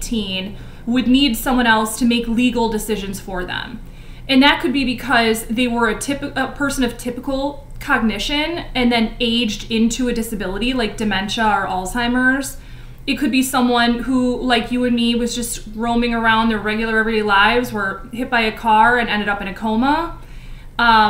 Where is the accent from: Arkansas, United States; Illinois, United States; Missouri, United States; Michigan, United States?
Illinois, United States; Chicago suburbs; I grew up in the Chicago suburbs